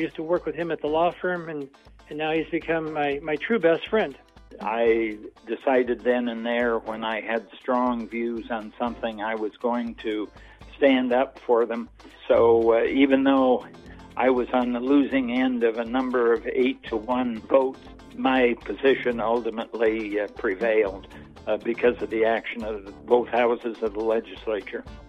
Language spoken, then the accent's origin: English; Toledo, Iowa, United States; born or raised there; also born or lived in Newton, Iowa / Colfax, Iowa